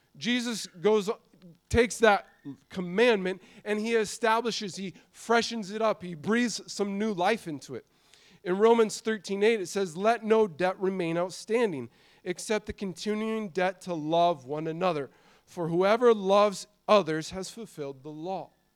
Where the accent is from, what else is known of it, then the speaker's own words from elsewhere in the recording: Montana, United States; I grew up in Montana